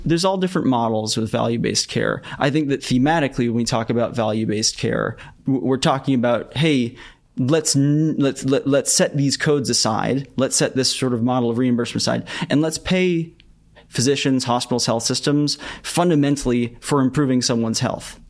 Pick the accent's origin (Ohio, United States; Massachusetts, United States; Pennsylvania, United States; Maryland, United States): Massachusetts, United States; Boston; I grew up in the Boston area where there's sort of like a lot of biotech.